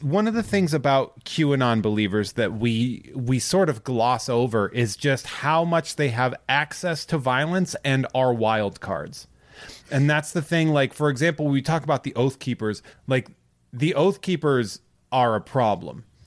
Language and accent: English; Massachusetts, United States; I am from Massachusetts.